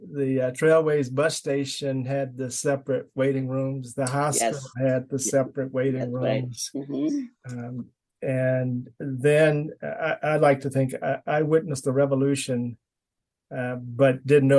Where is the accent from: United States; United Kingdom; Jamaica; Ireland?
United States; Tarboro, North Carolina; moved away as an adult; now in Albuquerque, United States; North Carolina. So I grew up in segregation too.